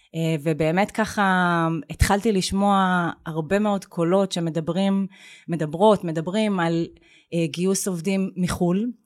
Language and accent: Hebrew; Beersheba, Southern District, Israel; moved away; אני גדלתי בבאר שבע בשנים שהיא עוד נחשבה פריפריה